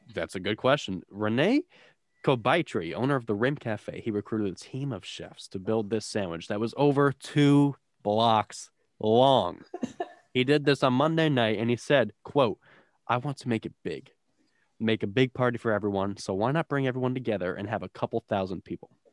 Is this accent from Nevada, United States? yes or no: no; New Jersey, United States; I'm from South Central